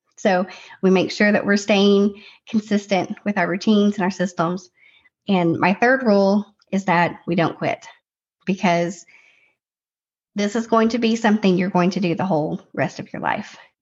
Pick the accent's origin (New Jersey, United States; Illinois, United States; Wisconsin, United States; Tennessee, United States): Tennessee, United States; We're from Tennessee